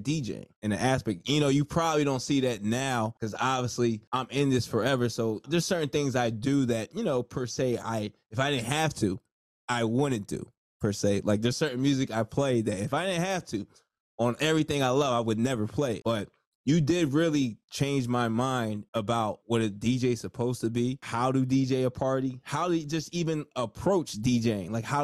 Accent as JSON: {"language": "English", "region": "New Jersey", "country": "United States", "said": "I'm from Jersey"}